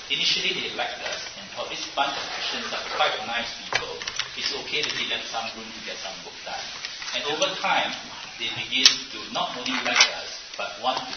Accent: Singapore; I grew up in Asia, in Singapore

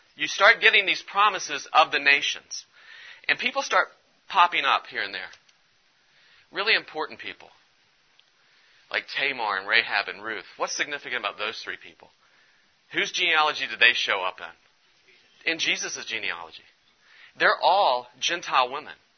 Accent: West Virginia, United States; I'm from West Virginia

